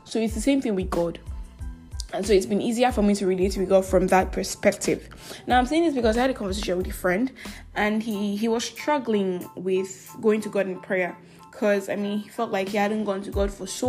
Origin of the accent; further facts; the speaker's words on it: Asaga, Abia, Nigeria; I came to Abia City, Nigeria, my hometown, Asaga in Ohafia, to vote and to be home for the elections, right?